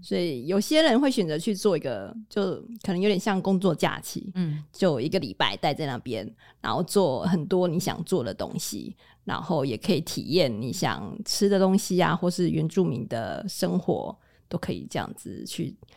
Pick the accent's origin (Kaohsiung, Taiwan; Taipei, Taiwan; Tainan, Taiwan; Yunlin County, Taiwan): Kaohsiung, Taiwan; 我是高雄人